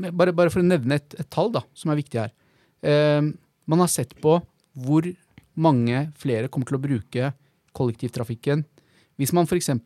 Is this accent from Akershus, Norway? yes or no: no; Oslo, Norway; also born or lived in Bahrain / Klemetsrud, Oslo / Prinsdal, Oslo; så flytta vi til Holmlia eh, når jeg var ca. fem år gammel